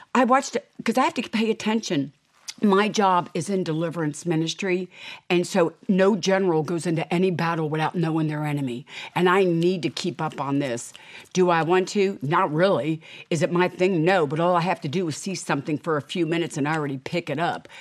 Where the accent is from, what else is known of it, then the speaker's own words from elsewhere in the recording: United States; I am an American